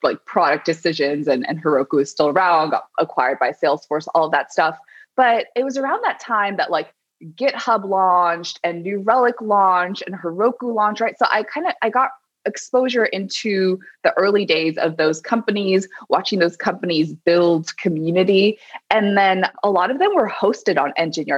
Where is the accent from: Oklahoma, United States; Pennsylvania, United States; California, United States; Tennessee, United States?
California, United States; Berkeley; also born or lived in Colorado; I grew up in Berkeley, California